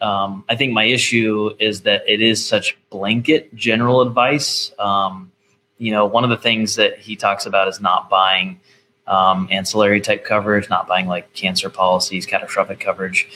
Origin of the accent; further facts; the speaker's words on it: Nashville, Tennessee, United States; I'm from Nashville